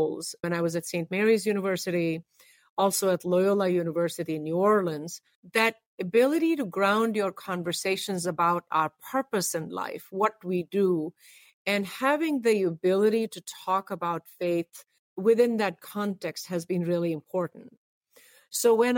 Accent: India; now in United States; I was born in India, although I have been here now majority of my life. Interestingly enough, one of the first schools I went to was a faith-based school. And the reason for that oftentimes in India

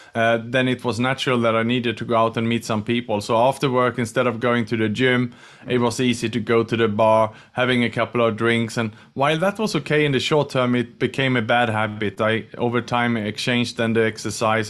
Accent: Sweden; English is a second language; moved away as an adult; also born or lived in Australia; now in Singapore; I'm from Sweden, but I'm in Singapore today

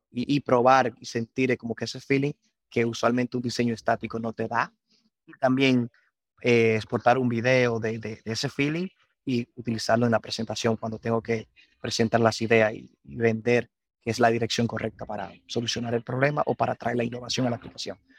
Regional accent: Constanza, La Vega, Dominican Republic; moved away as an adult; Soy nacido y crecido aquí en Dominicana

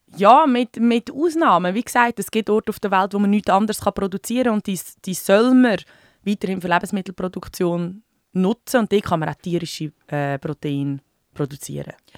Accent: Switzerland; bei uns in der Schweiz

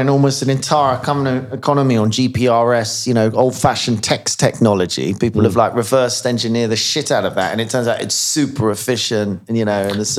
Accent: Ghana; I'm from Ghana. I'm what, you know, this is my nationality.

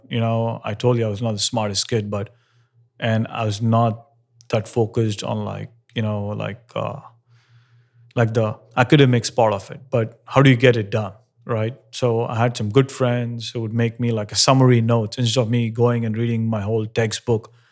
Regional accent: Hyderabad, Telangana, India; moved away; growing up in India and Hyderabad

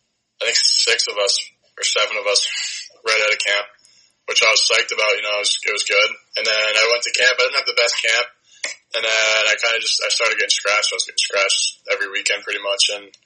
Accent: Nutley, New Jersey, United States; Yeah, so I'm from New Jersey. I'm from Nutley, New Jersey. It's like right outside New York City.

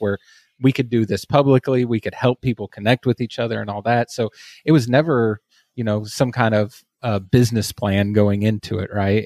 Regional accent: Texas, United States; as you can probably hear from my accent. I am from Texas

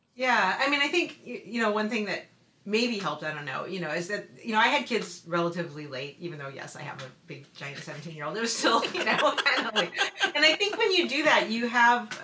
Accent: West Coast, United States; moved away as an adult; also born or lived in New England; I hadn't lived away from the West Coast up until I moved to New England

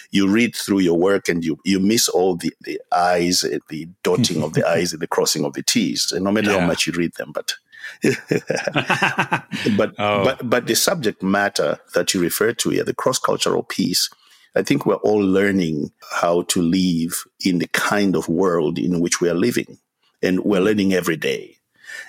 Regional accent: Zimbabwe; moved away as an adult; also born or lived in Charlotte, United States; now in United States; I'm originally from Zimbabwe, and I moved to the United States in 1994 as a missionary

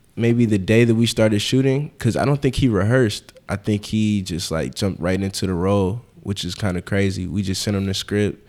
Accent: Atlanta, Georgia, United States; also born or lived in Harlem, New York / Philadelphia; now in New York, United States; I'm actually from Atlanta.

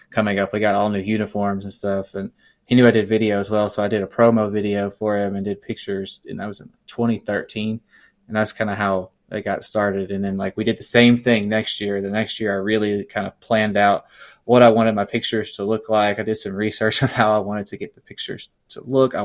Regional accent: Little Rock, Arkansas, United States; I'm born and raised in Little Rock, Arkansas

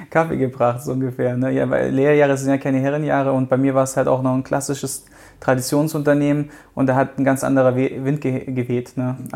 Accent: Baden-Württemberg, Germany; Ich komme halt aus dem Schwaberländle, da ist es halt dann ne, Haus bauen, äh, Baum pflanzen, Auto kaufen

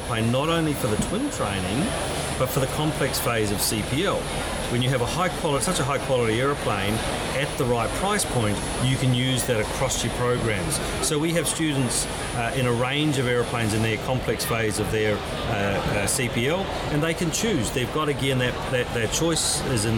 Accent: New Zealand; moved away as an adult; now in Australia; as some of you may gather from my accent, I originally came from the Isles across the Tasman. I came across and joined a little company called Ansett

